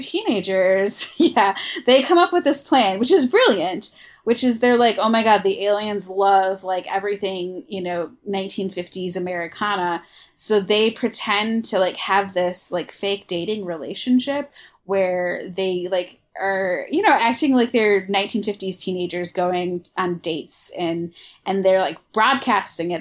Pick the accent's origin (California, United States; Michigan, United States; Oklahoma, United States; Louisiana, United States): Michigan, United States; moved away as an adult; also born or lived in Iowa; just moved. from Iowa back to my home state of Michigan